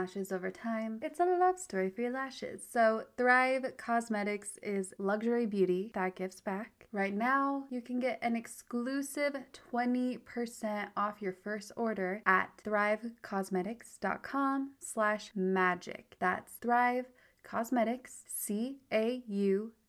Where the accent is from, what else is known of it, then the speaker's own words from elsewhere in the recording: Park City, Utah, United States; my hometown, Park City, Utah, celebrates Pride Month.